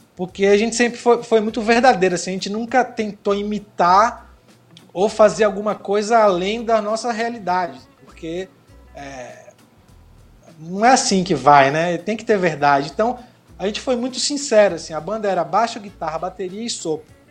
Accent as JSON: {"language": "Portuguese", "region": "Bahia", "country": "Brazil", "tie": "born or raised there", "also_born_or_lived": "São Paulo", "said": "eu nasci em São Paulo e cresci na Bahia desde os 12 anos"}